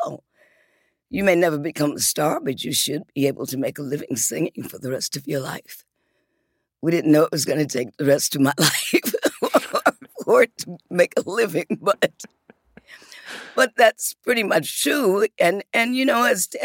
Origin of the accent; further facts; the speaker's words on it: Detroit, Michigan, United States; also born or lived in Muskegon, Michigan; when we got to Detroit, we hadn't gotten to the area where we eventually wound up with me across the street from, across the alley from …